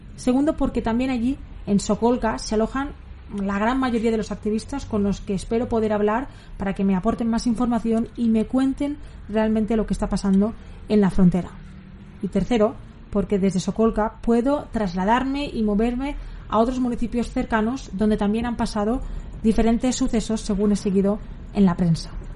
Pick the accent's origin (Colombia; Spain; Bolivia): Spain; soy periodista española freelance